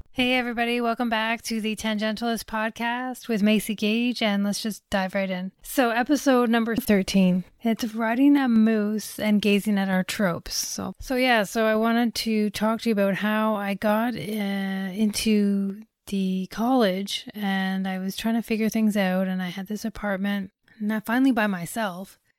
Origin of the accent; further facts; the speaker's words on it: Toronto, Ontario, Canada; I am from Toronto, but not from downtown